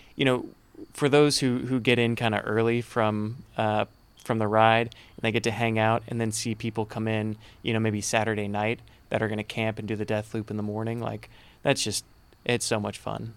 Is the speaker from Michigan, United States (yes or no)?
no; Conroe, Texas, United States; I'm from Conroe.